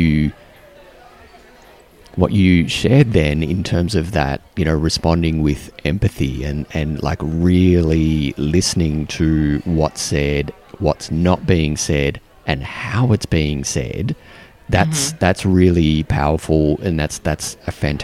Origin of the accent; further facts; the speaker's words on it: Australia; now in New Zealand; as an Australian